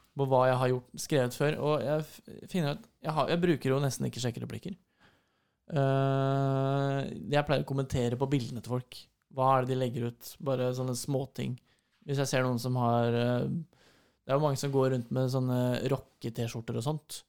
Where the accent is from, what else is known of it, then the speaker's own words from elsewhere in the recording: Fredrikstad, Østfold, Norway; moved away; da var jeg hjemme i Fredrikstad